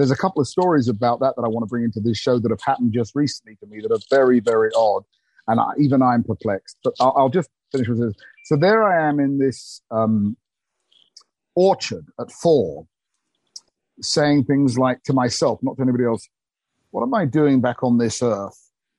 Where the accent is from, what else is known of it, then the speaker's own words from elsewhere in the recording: England, United Kingdom; I remember being about four, because I was born in August 21, in England, I had to go the year behind me, so everybody was older than me in the school, because I'm an August baby.